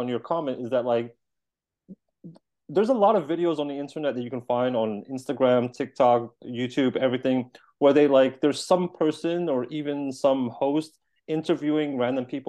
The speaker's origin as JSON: {"language": "English", "country": "United States", "tie": "born or raised there", "moved": "as an adult", "lives_now": "Poland", "said": "I was raised in America"}